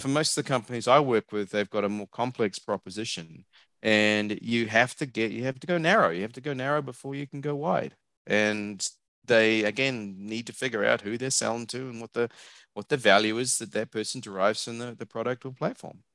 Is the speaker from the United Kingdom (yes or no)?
no; New Zealand; also born or lived in Australia / Hong Kong / New Jersey; now in Austin, Texas, United States; if you can tell by my accent, I'm not from around here. I'm a New Zealander.